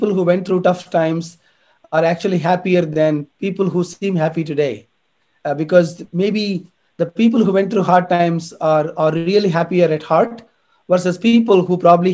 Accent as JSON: {"language": "English", "country": "India", "moved": "yes", "said": "I come from India"}